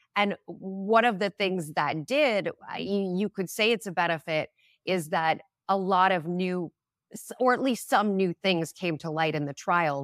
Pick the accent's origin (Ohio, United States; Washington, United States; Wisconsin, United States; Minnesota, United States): Minnesota, United States; moved away; I grew up in Minnesota